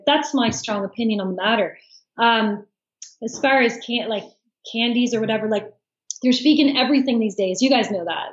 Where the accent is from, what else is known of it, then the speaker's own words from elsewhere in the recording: Fredericton, New Brunswick, Canada; I'm from New Brunswick, Fredericton, New Brunswick